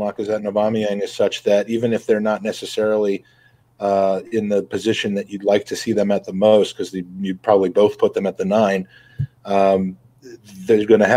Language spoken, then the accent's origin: English; Washington, District of Columbia, United States; born or raised there; moved away